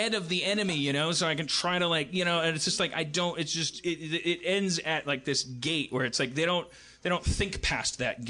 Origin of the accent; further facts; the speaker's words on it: Bronx, New York, United States; But hey, I'm from the Bronx.